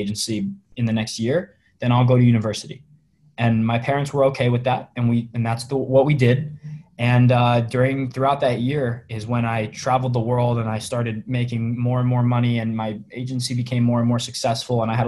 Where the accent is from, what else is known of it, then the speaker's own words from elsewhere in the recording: Virginia, United States; moved away as an adult; now in West Coast, United States; I grew up in Virginia in the United States